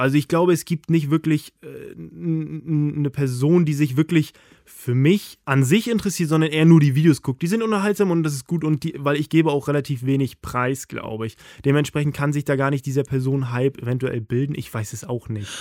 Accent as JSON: {"language": "German", "region": "Mecklenburg-Vorpommern", "country": "Germany", "moved": "as an adult", "lives_now": "Hamburg, Germany", "said": "aufs Dorf, da wo ich herkomme"}